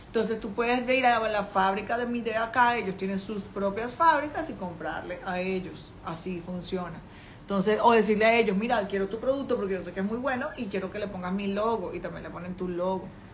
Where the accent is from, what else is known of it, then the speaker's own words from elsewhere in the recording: Venezuela; moved away as an adult; now in China; una latina venezolana en, en China, con una niña pequeña, yo llegué aquí con mi hija